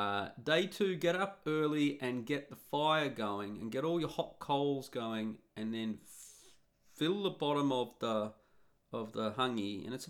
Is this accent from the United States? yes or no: no; Australia; Now, you'll notice that I've left out Australia. And I'm Australian.